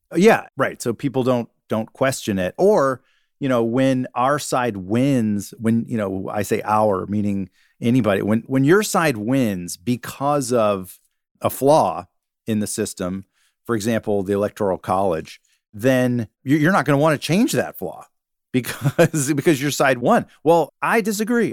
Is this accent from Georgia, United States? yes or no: yes; Georgia, United States; moved away as an adult; growing up in Georgia